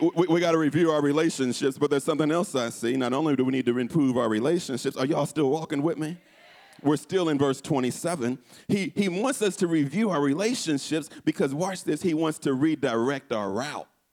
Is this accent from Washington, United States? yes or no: no; Houston, Texas, United States; my hometown of Houston